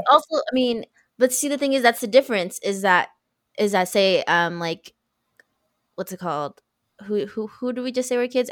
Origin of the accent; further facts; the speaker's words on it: United States; as an American in like a Western culture